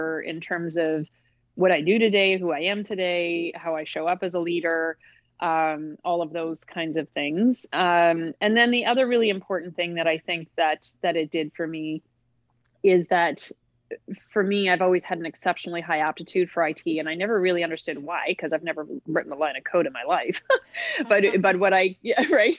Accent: Halifax, Nova Scotia, Canada; moved away; I'm from Halifax, Nova Scotia, originally.

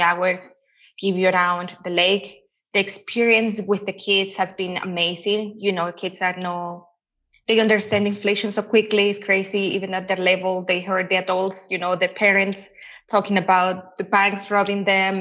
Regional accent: El Salvador; moved away as an adult; now in Guatemala; I'm Salvadorian. Yeah, I was born and raised in El Salvador.

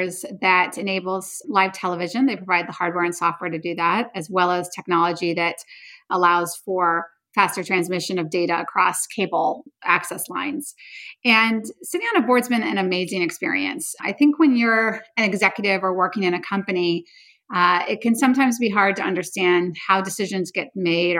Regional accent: the Bay Area, California, United States; I grew up in the Bay Area

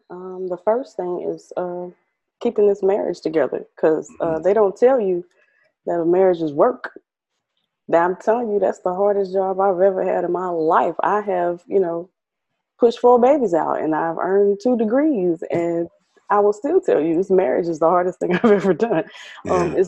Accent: Midwest, United States; also born or lived in Connecticut / Rhode Island / Kansas / Milwaukee; So I was born in Connecticut, but we moved around. Like, so I lived in Connecticut, Rhode Island. I lived in a little town called Coffeyville, Kansas. I've lived in Kansas City. I've lived in Milwaukee. I've lived in Evanston, Illinois, Chicago. So I'm from, I'm a Midwest girl

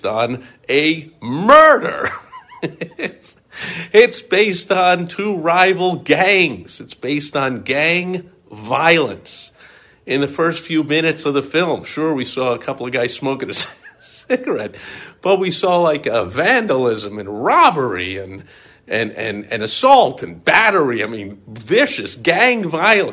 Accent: New York, United States; growing up in New York

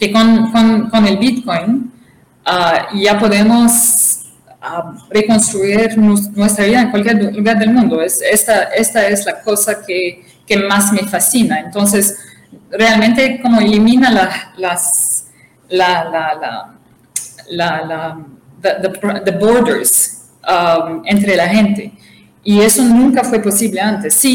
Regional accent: Tripoli, Tripoli District, Libya; also born or lived in Brazil / Canada; Yo, la realidad, nací en Brasil, pero crecí

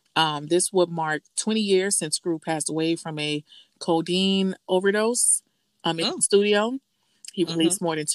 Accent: Miami, Florida, United States; growing up in the South, well, Miami

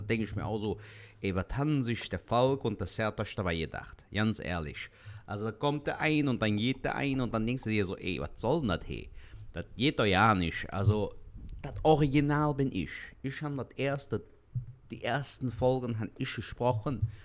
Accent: Cologne, North Rhine-Westphalia, Germany; accent: Kölsch; der Kölsch Jung aus Köln, geboren und aufgewachsen in Köln. Kölner durch und durch, ne? Rheinländer

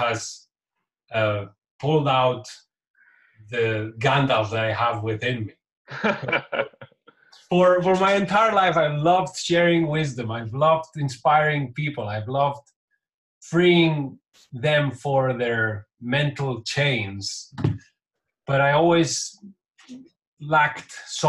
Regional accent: Catalonia, Spain; first language Catalan; English is a second language; My mother tongue is Catalan, which is a language different from Spanish, very similar, but there are two different languages.

